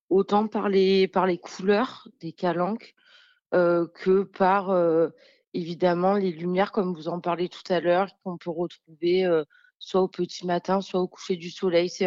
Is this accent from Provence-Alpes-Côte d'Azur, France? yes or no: yes; Marseille, Provence-Alpes-Côte d'Azur, France; born there; Je suis née à Marseille et c'est vrai que c'est une ville qui m'a toujours inspirée.